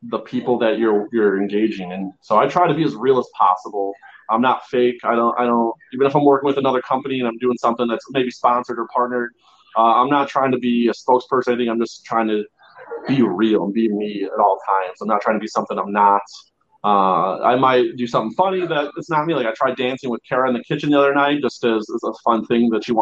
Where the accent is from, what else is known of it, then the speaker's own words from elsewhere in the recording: Chicago, Illinois, United States; moved away as an adult; now in California, United States; I grew up in Chicago. My family's from Chicago.